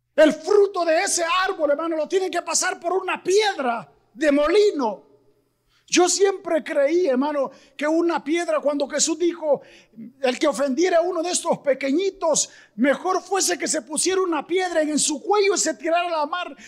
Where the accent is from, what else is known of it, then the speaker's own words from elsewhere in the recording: Mexico; somos los mexicanos bien trabajadores